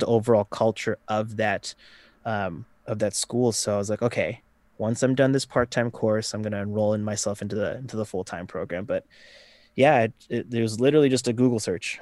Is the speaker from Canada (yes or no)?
yes; Vancouver, British Columbia, Canada; I'm from Vancouver, Canada